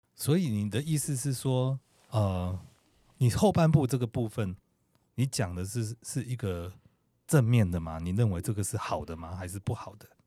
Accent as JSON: {"language": "Chinese", "country": "Taiwan", "moved": "as an adult", "said": "特别在台湾的时候，后来我出国"}